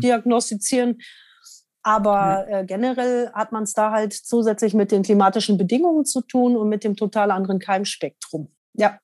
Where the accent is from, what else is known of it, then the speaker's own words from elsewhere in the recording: Germany; als Deutscher